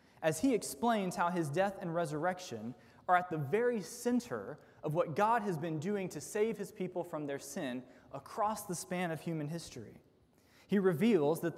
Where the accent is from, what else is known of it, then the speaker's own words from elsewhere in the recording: United States; as modern American sinful humans